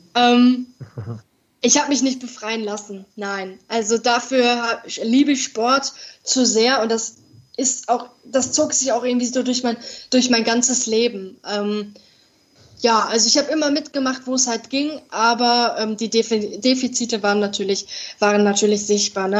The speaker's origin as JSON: {"language": "German", "town": "Dortmund", "region": "North Rhine-Westphalia", "country": "Germany", "said": "ich bin 22 Jahre alt und komme aus Dortmund, aus dem Ruhrgebiet"}